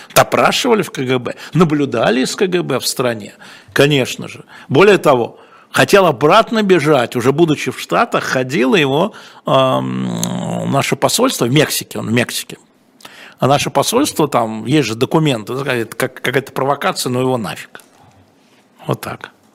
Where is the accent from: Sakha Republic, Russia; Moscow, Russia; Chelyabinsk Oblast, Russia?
Moscow, Russia; мы с вами в одной десятой школе в Лялином переулке учились